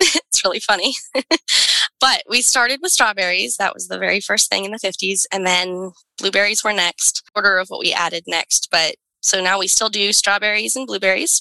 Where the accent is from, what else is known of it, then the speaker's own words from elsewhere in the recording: Salem, Oregon, United States; grew up in Salem, Oregon